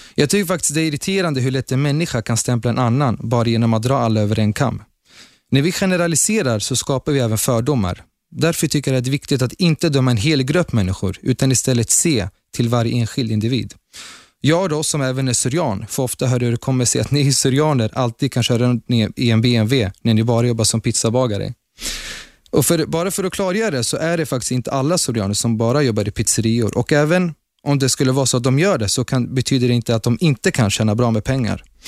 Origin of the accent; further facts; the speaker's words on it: Sweden; Som svensk med utländsk bakgrund innebär att Sverige är mitt första hem